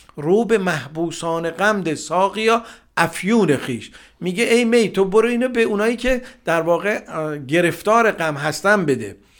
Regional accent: Iran; first language Persian; در جامعه فارسی زبان به دنیا آمدم در جامعه ایران زمین

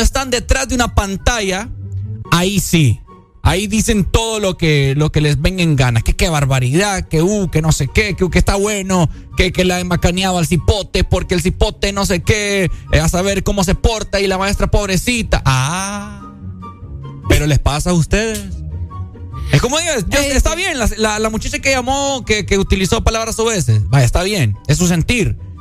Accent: Honduras; esa montunés que tenemos nosotros, que porque somos hondureños

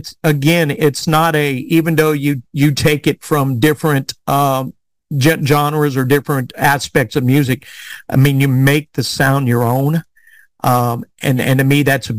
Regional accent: South Carolina, United States; So growing up in South Carolina, I mean, it's like, I did not know that.

